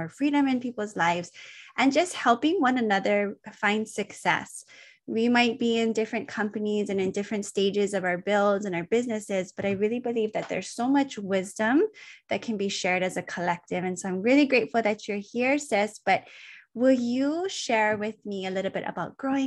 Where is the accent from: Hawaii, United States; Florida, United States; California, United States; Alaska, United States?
Hawaii, United States; Oahu; I grew up in Oahu